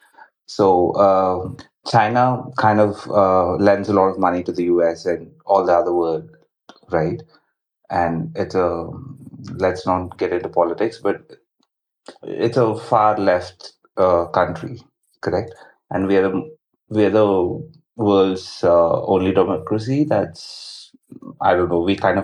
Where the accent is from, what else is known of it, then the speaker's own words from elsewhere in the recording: India; I'm from India